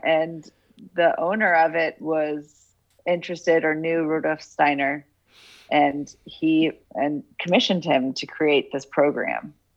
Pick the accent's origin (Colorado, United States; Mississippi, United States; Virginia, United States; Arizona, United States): Colorado, United States; Boulder; also born or lived in Denver, Colorado / South Florida / Pennsylvania; then we moved to Boulder, Colorado, and that's where I did the rest of my schooling in the Waldorf School